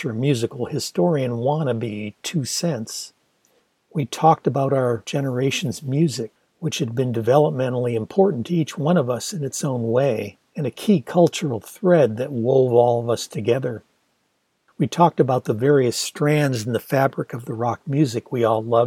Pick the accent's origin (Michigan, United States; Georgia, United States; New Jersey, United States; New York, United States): Michigan, United States; near Detroit; growing up near Detroit